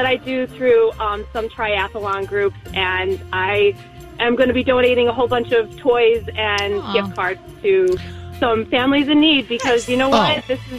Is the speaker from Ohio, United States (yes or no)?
no; Buffalo, New York, United States; I'm from Buffalo.